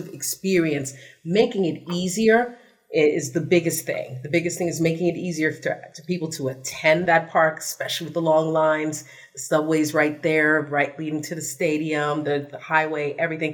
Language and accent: English; New York City, New York, United States; I'm from the Bronx